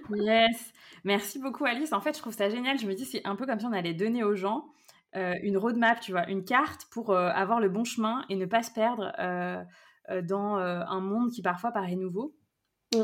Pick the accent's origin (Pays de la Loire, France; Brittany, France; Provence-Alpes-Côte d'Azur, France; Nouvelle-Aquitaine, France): Brittany, France; born or raised there; moved away as an adult; also born or lived in Lyon region